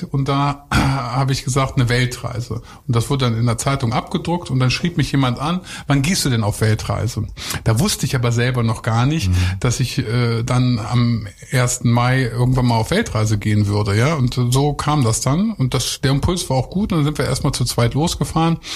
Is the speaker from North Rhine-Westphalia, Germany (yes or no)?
no; Lower Saxony, Germany; Ja, also so ich komme ja eigentlich vom Bauernhof. Ich bin aus Niedersachsen und äh, da ist man immer nur an die Nordsee gefahren und nach Österreich.